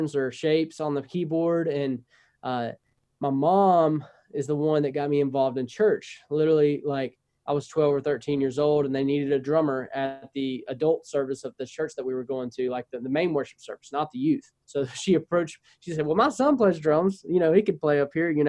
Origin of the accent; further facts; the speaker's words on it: North Louisiana, United States; I'm North Louisiana. Most of the time I go to South Louisiana. They're like, you know, oh, you're pretty much Texas, because I'm north of Shreveport